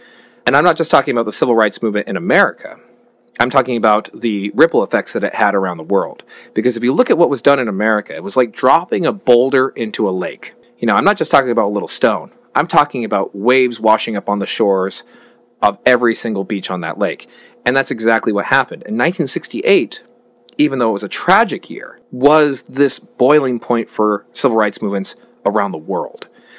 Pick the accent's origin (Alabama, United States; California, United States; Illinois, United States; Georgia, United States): California, United States; we're both from California, we see Mexican culture all around us, and Latino culture in general, because we have so many different ethnic groups that are here in the Bay Area, like we've talked about, and all throughout California.